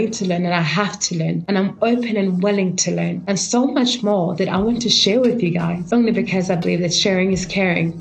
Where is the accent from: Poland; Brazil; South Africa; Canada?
South Africa; Kimberley, Northern Cape; moved away as an adult; also born or lived in Johannesburg; I come from a small town called Kimberley, and I grew up in Kimberley.